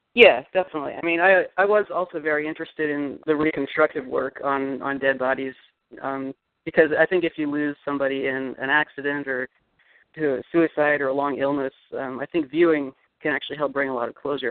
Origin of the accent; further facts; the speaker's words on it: Eugene, Oregon, United States; Eugene, Oregon, little university town.